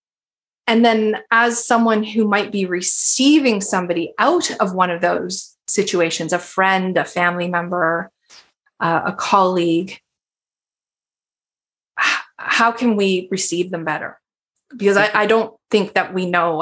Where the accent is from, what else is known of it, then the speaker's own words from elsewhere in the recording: Canada; I'm a Canadian